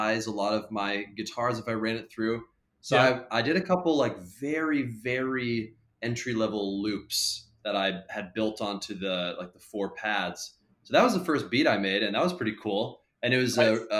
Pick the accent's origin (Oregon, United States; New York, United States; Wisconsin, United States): Oregon, United States; Portland; moved away as an adult; now in Chicago, United States; I'm from Portland, Oregon, originally. I was born and raised in Portland, and then I moved to Chicago about 4 years ago.